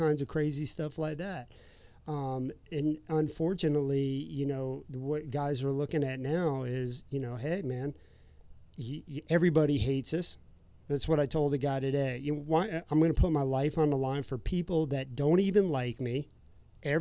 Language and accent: English; Florida, United States; living, growing up in Florida.